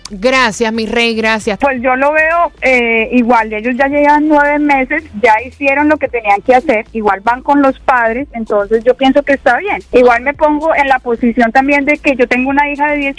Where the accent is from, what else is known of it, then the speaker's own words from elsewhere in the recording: Cuba; Yo soy cubana y estoy muy de acuerdo